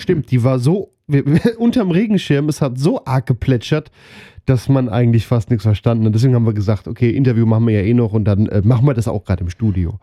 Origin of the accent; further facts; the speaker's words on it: near Wetzlar, Hesse, Germany; Ich komme aus der Nähe von Wetzlar